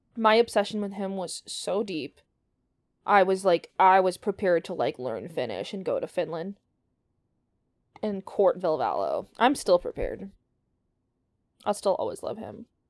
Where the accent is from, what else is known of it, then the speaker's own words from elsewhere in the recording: Canada; We're also Canadian